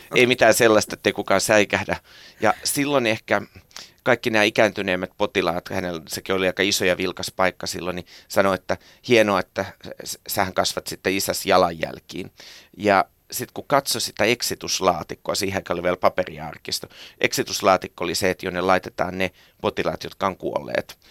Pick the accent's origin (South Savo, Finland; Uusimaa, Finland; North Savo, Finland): Uusimaa, Finland; Helsinki; also born or lived in Tammisalo, Helsinki; synnyin Tammisalossa ja kasvoin Marjaniemessä